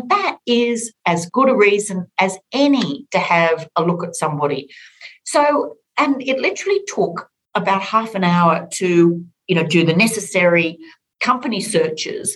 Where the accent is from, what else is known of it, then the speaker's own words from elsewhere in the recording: Orange, New South Wales, Australia; I grew up on a farm outside of Orange in rural New South Wales